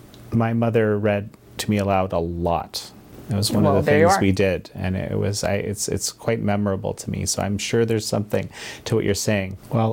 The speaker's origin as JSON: {"language": "English", "country": "Canada", "said": "my home country of Canada"}